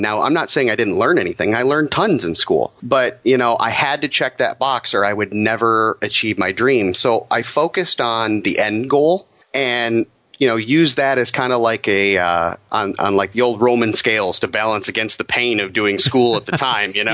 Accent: Detroit, Michigan, United States; being born and raised in Metro Detroit, you know, it definitely is the motor city

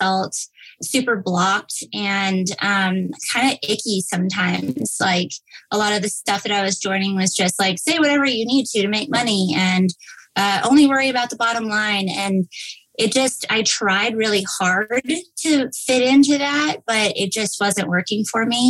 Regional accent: El Paso, Texas, United States; I grew up in El Paso, Texas girl, went to Texas State

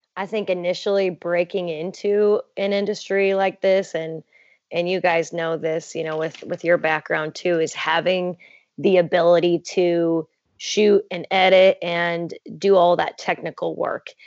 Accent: south of Chicago, a small town in Illinois, United States; moved away as an adult; also born or lived in Indiana; my hometown is a small town in Illinois, south of Chicago. And so I grew up watching Chicago sports

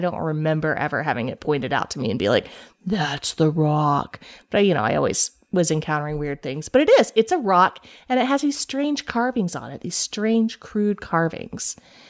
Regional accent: Kingsport, Tennessee, United States; I grew up right by Fiddler's Rock. It's in Johnson County, which is about 30 miles from my hometown of Kingsport, which is in Sullivan County, right next to Johnson County.

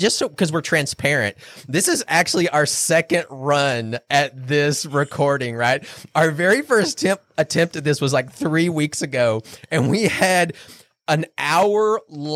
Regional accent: North Texas, United States; I'm from North Texas. That's how we say it in North Texas

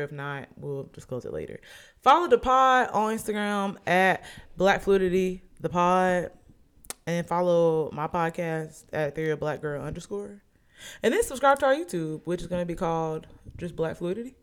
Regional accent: Oxford, Alabama, United States; I'm Oxford

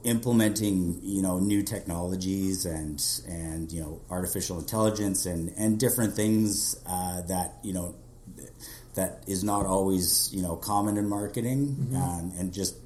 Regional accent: Kelowna, British Columbia, Canada; growing up in Kelowna

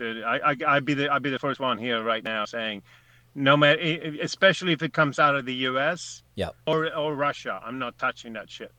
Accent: Sweden; now in United States; I'm I'm a Swede. I'm an American.

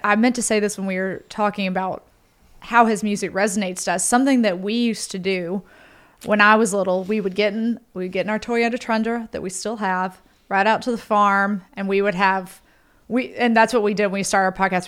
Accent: Holly Springs, Mississippi, United States; accent: Southern; a girl I grew up with in Holly Springs

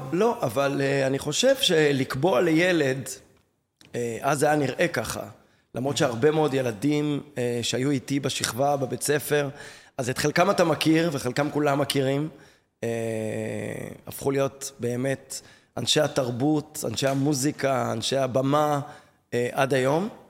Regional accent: Tel Aviv, Tel Aviv District, Israel; גדלתי בתל אביב, אני יליד תל אביב

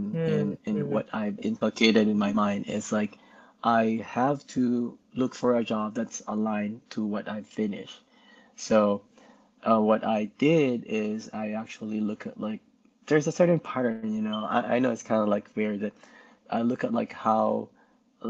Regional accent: Philippines; moved away as an adult; also born or lived in Bay Area, California; now in California, United States; I was born and raised in the Philippines. And in 2013, I moved here.

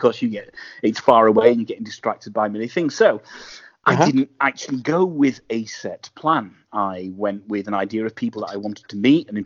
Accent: England, United Kingdom; I'm being English

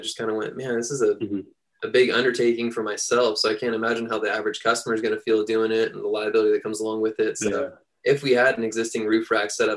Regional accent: San Luis Obispo, California, United States; now in Chico, United States; I'm from San Luis Obispo, and we've got a ton of trails down there right in our backyard

